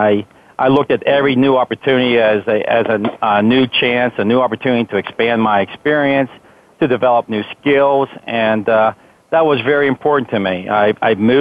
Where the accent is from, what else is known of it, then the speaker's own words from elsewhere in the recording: Pittsburgh, Pennsylvania, United States; I'm a Pittsburgh native. I grew up here in the South Hills area of Pittsburgh.